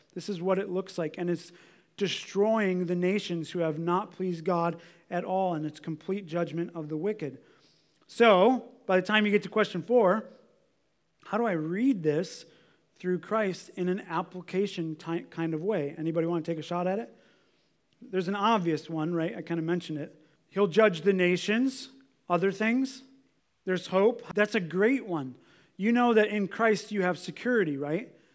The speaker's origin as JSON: {"language": "English", "country": "United States", "said": "I look at my own life as an American"}